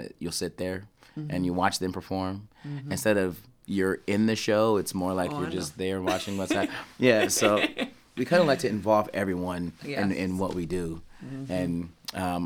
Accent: East Coast, United States; I'm from the East Coast

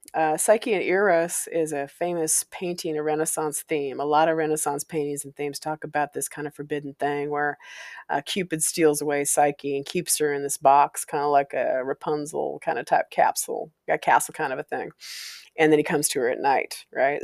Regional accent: Walla Walla, Washington, United States; moved away as an adult; I came from Walla Walla.

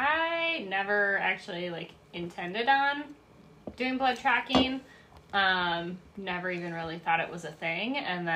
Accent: Wisconsin, United States; I'm from Wisconsin

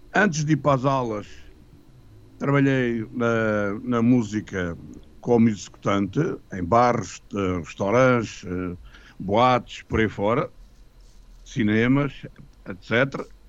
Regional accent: Lisbon, Portugal; Sou de Lisboa, freguesia da Pena, mais conhecida pelo Campo de Santana

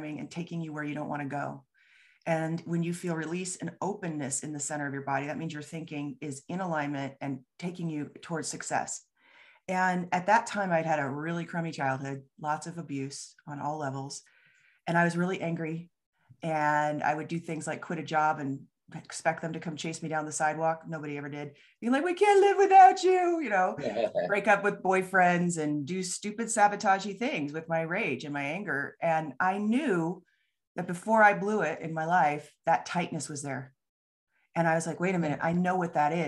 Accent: California, United States; California. My family's been here since the 1800s. Yeah, we're old school California.

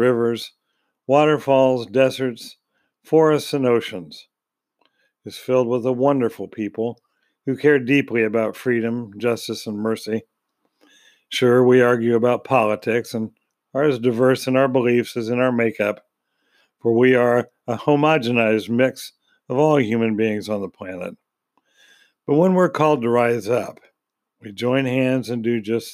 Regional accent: United States; being an American

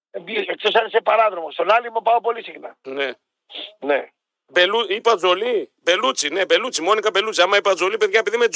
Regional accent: Athens, Attica, Greece; είμαι αδερφέ, από Αθήνα.

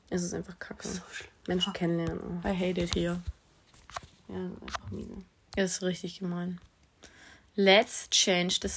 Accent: Stuttgart, Baden-Württemberg, Germany; born there; Ich wurde, irgendwo in Stuttgart geboren, aber ich

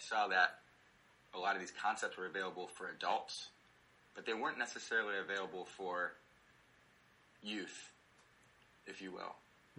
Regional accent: near Cleveland, Ohio, United States; I grew up in Ohio, near Cleveland, and so a big, big Ohio fan.

